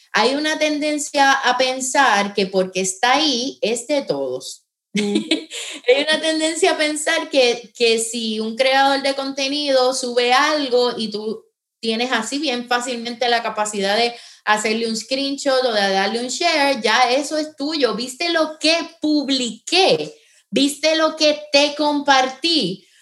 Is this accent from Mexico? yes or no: no; San Juan, Puerto Rico; now in Florida, United States; Yo soy eh, natural de San Juan, en este momento vivo en, en Florida